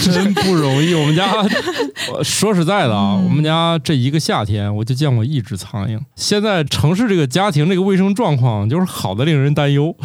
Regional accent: Northeast China, China; 我们家是东北人

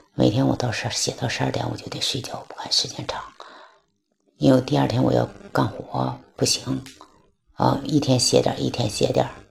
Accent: Heilongjiang, China; moved away as an adult; now in Beijing, China; 我是来自黑龙江的

